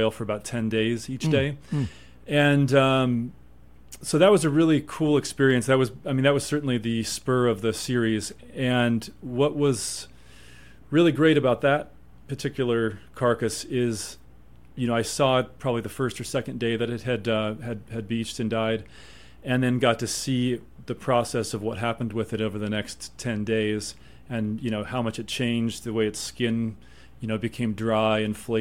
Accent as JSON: {"language": "English", "town": "Evergreen", "region": "Colorado", "country": "United States", "tie": "born or raised there", "also_born_or_lived": "Eastern Sierra, California", "moved": "yes", "lives_now": "Moab, United States", "said": "grew up a lot of my life in west of Denver in Evergreen"}